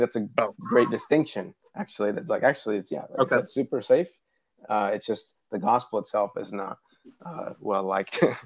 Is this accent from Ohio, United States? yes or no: yes; Ohio, United States; moved away as an adult; now in Uruguay; I'm originally from Ohio.